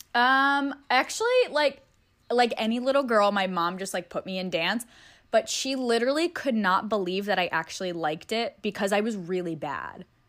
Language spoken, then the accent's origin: English; Pennsylvania, United States; born or raised there; moved away as an adult; also born or lived in Staten Island, New York; now in Los Angeles, United States